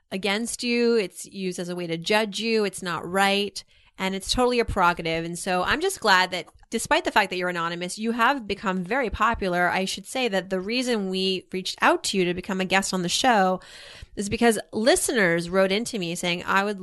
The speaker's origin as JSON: {"language": "English", "country": "Canada"}